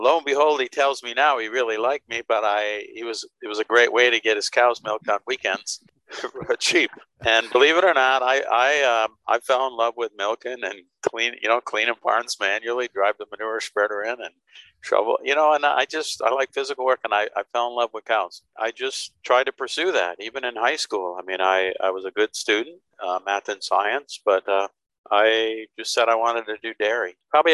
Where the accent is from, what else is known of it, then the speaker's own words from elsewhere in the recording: Scranton, Pennsylvania, United States; I was born in in Scranton, Pennsylvania, an old coal mining town. Mom was raising us as a single parent